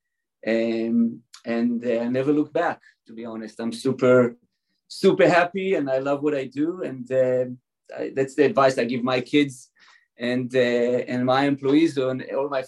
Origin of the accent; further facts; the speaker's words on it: Israel; moved away; also born or lived in California; I was born and raised in Israel